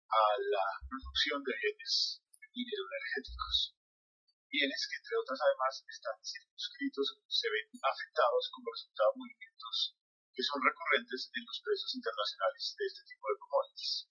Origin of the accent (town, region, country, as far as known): Colombia